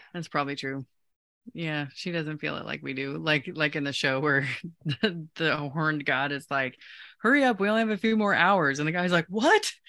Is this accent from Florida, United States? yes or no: no; Osage City, Kansas, United States; when I was growing up in Kansas, um, in Osage, a little south of Topeka